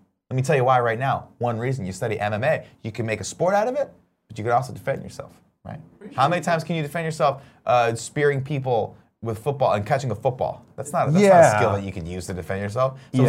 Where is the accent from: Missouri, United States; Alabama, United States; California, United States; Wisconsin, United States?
California, United States; Riverside; born or raised there; moved away